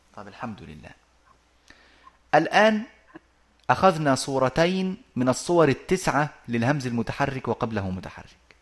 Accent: Egypt; moved away; also born or lived in Arabian Peninsula; وعندنا في في مصر

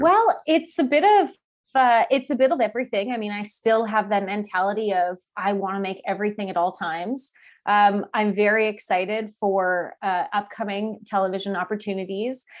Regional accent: Calgary, Alberta, Canada; I grew up in Calgary

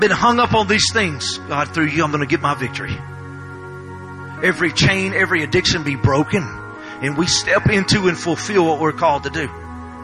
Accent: Louisiana, United States; I am from Louisiana

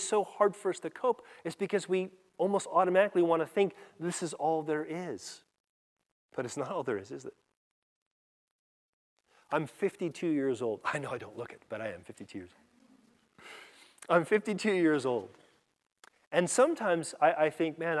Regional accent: California, United States; I grew up in California

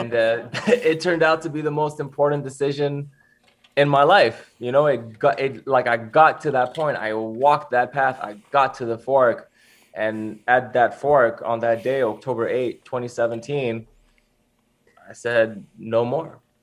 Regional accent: Switzerland; I grew up, I grew up in Switzerland

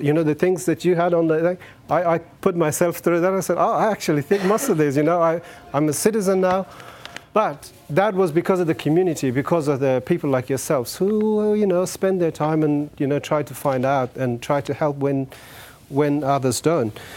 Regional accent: Afghanistan; English is a second language; moved away as an adult; now in Australia; I was born in Afghanistan in 1978

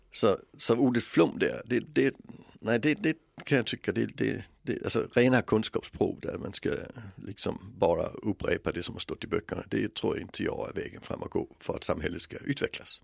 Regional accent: Denmark; moved away; växte jag upp i ett land som har ett skolsystem som inte är kunskapsbaserat utan bildningsbaserat

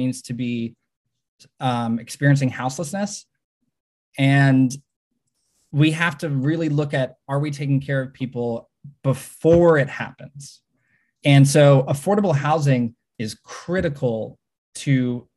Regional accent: Fort Worth, Texas, United States; moved away as an adult; also born or lived in Washington, D.C. / South Korea / China; now in Austin, United States; I'm from Fort Worth. I'm a born and raised Texan

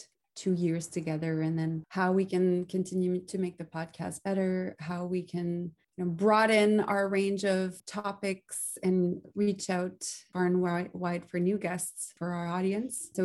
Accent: Quebec, Canada; I grew up in Quebec

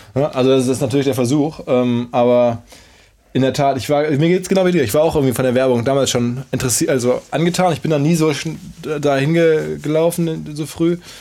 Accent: Ruhr area, North Rhine-Westphalia, Germany; Wir sind beide aus dem Ruhrgebiet

